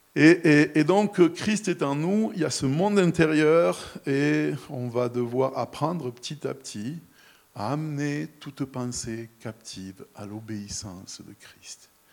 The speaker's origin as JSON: {"language": "French", "area": "near the Camargue", "region": "Provence-Alpes-Côte d'Azur", "country": "France", "tie": "born or raised there", "moved": "yes", "said": "je suis né, j'ai grandi à quelques kilomètres de la Camargue"}